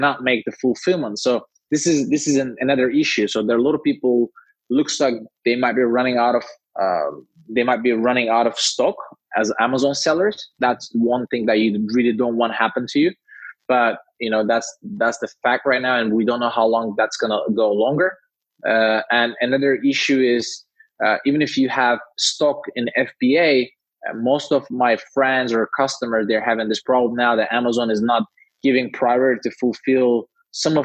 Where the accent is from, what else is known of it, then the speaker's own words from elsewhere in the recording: Istanbul, Turkey; moved away; I'm originally from Turkey, Istanbul